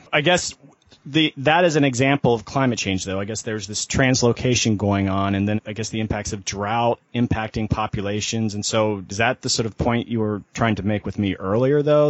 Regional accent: Florida, United States; I'm from Florida

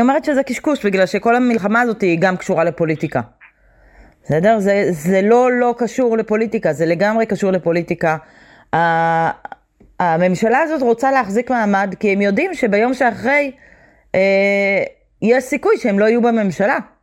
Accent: Jerusalem, Jerusalem District, Israel; also born or lived in United States; אקטיביסטית, פמיניסטית וירושלמית, זה נראה לי ממש, אה, הגדרה של הזהות שלי

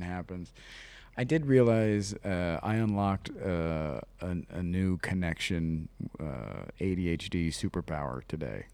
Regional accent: Ohio, United States; I'm from Ohio

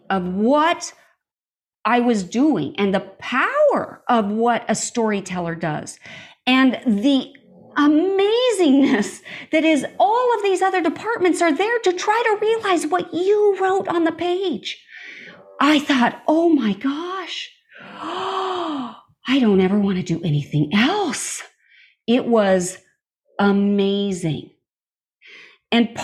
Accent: Montana, United States; I grew up in Montana, out in the middle of nowhere

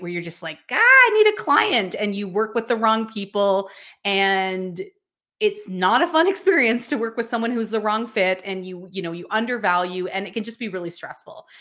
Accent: British Columbia, Canada; I am from a tiny, remote mountain town in British Columbia, Canada

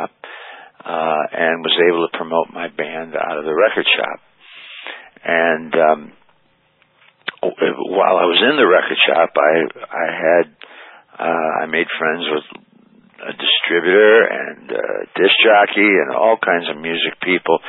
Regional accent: South Bend, Indiana, United States; also born or lived in Dayton, Ohio / Niles, Michigan; now in Cedar Grove, United States; I was born in Dayton, Ohio. And my father was in the hotel business, managed a hotel there. We weren't there very long. Moved to South Bend, Indiana when I was, like 1 year old, years old. And sort of vacillated between South Bend and Niles, Michigan

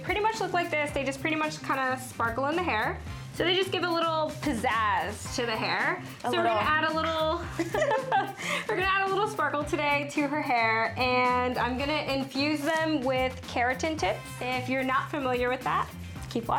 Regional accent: Connecticut, United States; I'm originally from Connecticut

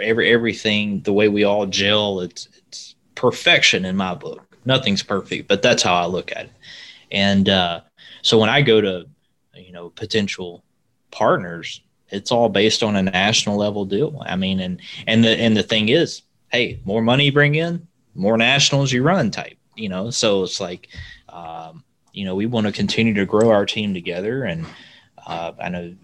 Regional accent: Alabama, United States; also born or lived in Lowell, Indiana; I'm from Alabama

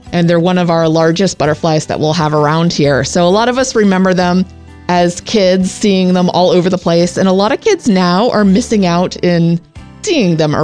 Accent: Pennsylvania, United States; now in Willows, United States; growing up in Pennsylvania

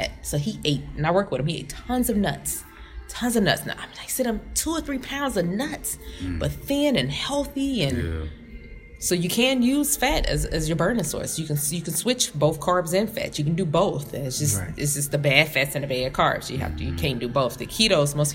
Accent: Hopkins Park, Illinois, United States; I was raised by someone in Hopkins Park

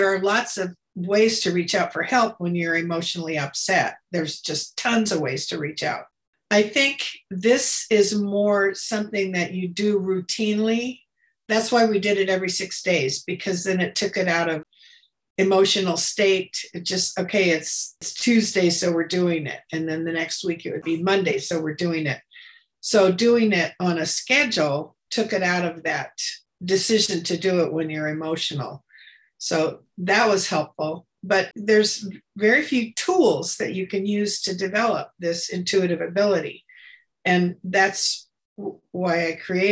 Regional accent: Escondido, California, United States; moved away as an adult; also born or lived in San Diego; I grew up in Escondido, which is a small conservative little town, very Christian

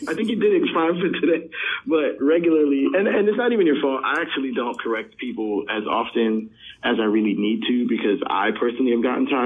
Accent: New Jersey, United States; moved away as an adult; now in New York City, United States; I was raised in New Jersey and the greater New York area

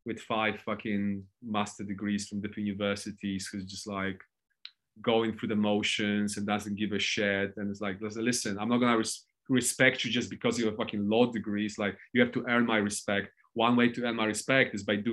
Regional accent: Poland; I'm not English, I'm Polish

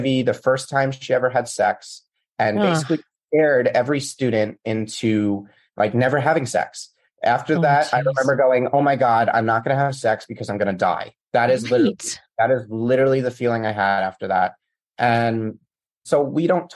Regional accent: United States; I grew up in the States

